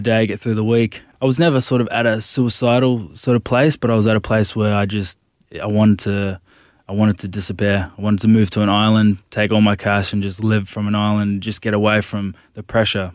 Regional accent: Gold Coast, Queensland, Australia; also born or lived in Brisbane; I grew up on the Gold Coast when I was about fifteen years old. I moved to Nudgee College, it's a big school in Brisbane

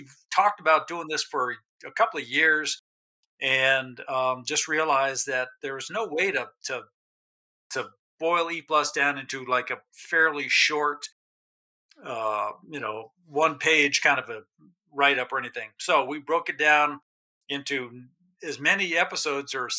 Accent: New Mexico, United States; moved away as an adult; also born or lived in Alaska; I grew up in New Mexico

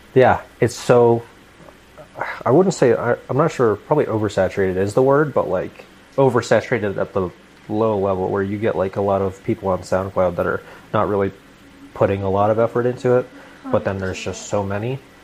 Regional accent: Tampa, Florida, United States; also born or lived in Alaska; I'm from Tampa

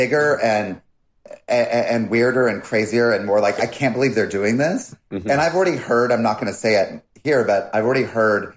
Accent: North Carolina, United States; growing up in North Carolina

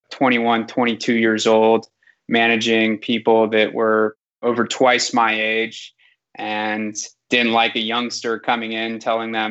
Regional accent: San Francisco, California, United States; Yep, I grew up here in the Bay Area, went to high school in San Francisco, and then went over to Berkeley for college

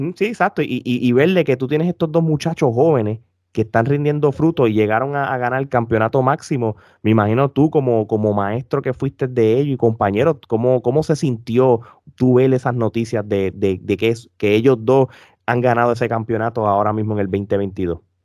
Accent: Puerto Rico; nosotros como puertorriqueños que somos súper fanáticos del boxeo

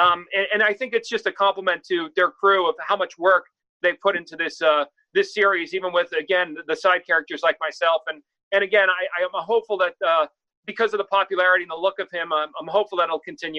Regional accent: New York, United States; also born or lived in Los Angeles; I come from New York and Los Angeles, where not everyone's rooting for you. It's a dog-eat-dog cities, both of them.

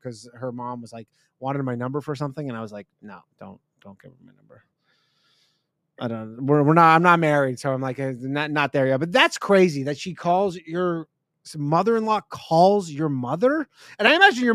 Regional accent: Canada; moved away as an adult; now in United States; I'm Canadian

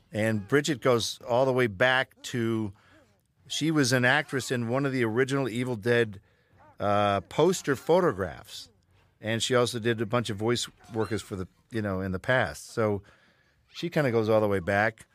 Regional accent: Michigan, United States; We're all from Michigan.

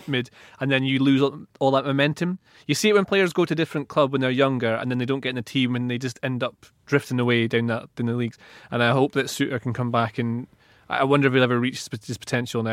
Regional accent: Aberdeenshire, Scotland, United Kingdom; Aberdeen Shire is my hometown

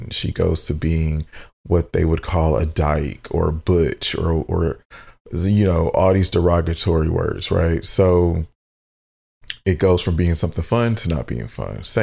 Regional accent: Midwest, United States; growing up in the Midwest in a black family, we, for the majority, tend to be, you know, of the Christian faith or Baptist or whatever you have

